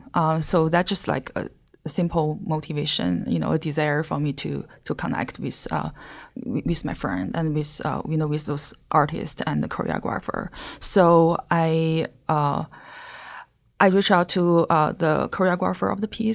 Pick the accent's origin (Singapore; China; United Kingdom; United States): China; English is a second language; moved away; I'm from China